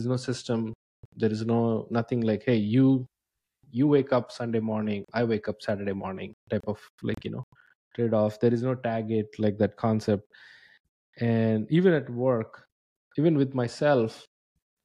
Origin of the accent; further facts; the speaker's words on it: India; moved away as an adult; So I'm from India. I moved here like 10 years ago.